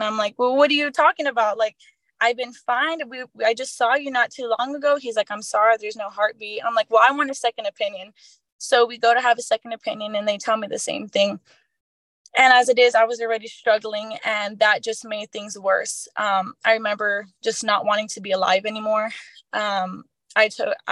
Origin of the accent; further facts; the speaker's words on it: Poteet, Texas, United States; I grew up in Poteet, you know, where the Strawberry Festival is